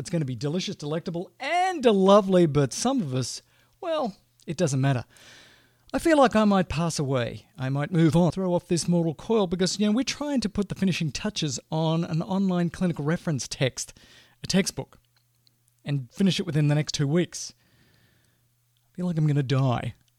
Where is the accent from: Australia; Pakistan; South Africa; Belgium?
Australia; moved away as an adult; now in United States; I'm Australian by birth and, you know, grew up there and went to school there